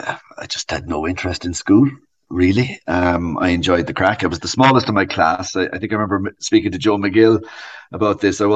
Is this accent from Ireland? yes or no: yes; Tralee, Munster, Ireland; also born or lived in Dublin, Ireland; So Sarah Jane was born in 1975, just before we moved to Tralee.